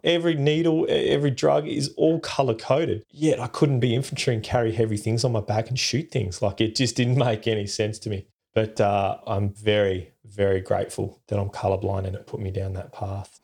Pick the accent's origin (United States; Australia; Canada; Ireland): Australia; Perth, Western Australia; I grew up in Perth in Western Australia